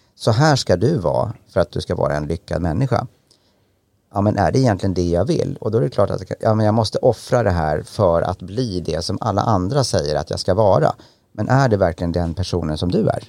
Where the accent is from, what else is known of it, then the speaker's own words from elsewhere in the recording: Enköping, Uppsala County, Sweden; jag kommer från Enköping, en ganska liten ort i, i Mälardalen